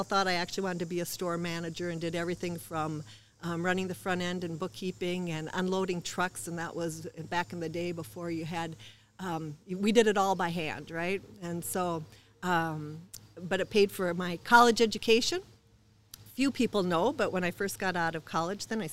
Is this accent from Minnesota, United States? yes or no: yes; Marshall, Minnesota, United States; I was born in Marshall, so not too far from home.